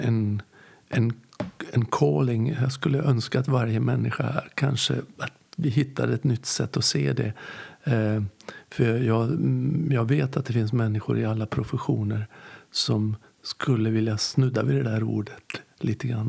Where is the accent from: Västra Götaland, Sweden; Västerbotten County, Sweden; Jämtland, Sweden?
Västerbotten County, Sweden; jag kommer ju från Västerbotten